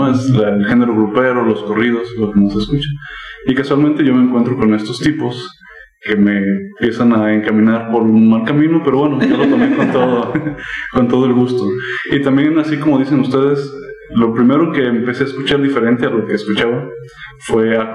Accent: Cuautitlán, Mexico; moved away; also born or lived in Guadalajara; Pero yo soy de Cuautitlán, igual que ustedes. Me considero eh, cuautirroquense.

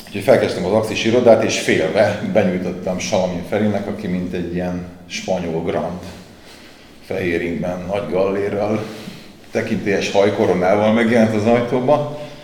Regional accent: Budapest, Hungary; nem voltam kollégista Budapesti lévén

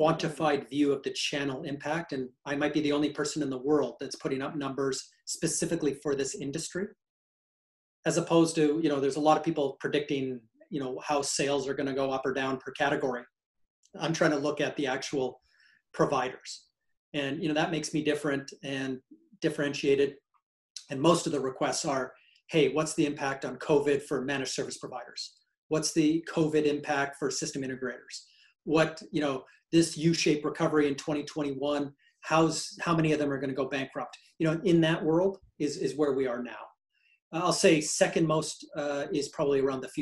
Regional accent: Canada; I am a Canadian

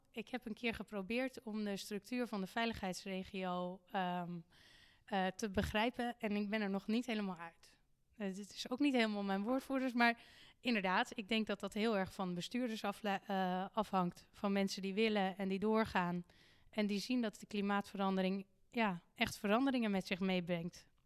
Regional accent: Haarlem, North Holland, Netherlands; Maar ook iets om te beseffen als, als burger, als Haarlemmer... dat wij hier ook beperkte middelen hebben

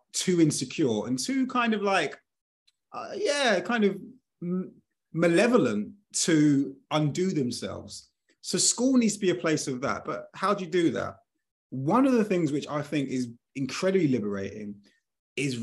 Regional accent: United Kingdom; I was born in 1982 in the United Kingdom

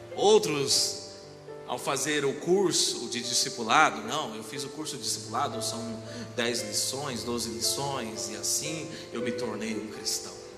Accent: Brazil; aqui no Brasil eu sou japonês, né? Ou japonês. E se eu for lá pro Japão, os caras vão falar, ô brasileiro. Sou brasileiro

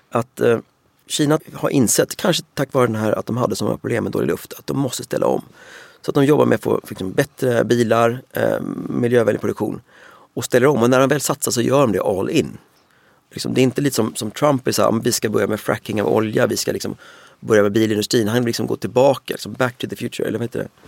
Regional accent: Sweden; Alla var så här, ni kinarren, var kommer du ifrån? Uh, jag är från Sverige.

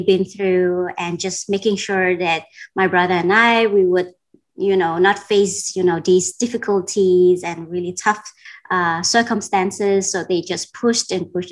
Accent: Denmark; moved away as an adult; also born or lived in Vietnam / Cambodia; I grew up in Denmark

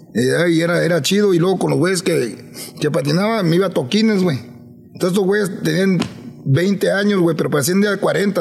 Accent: Los Angeles, California, United States; yo crecí en Los Ángeles

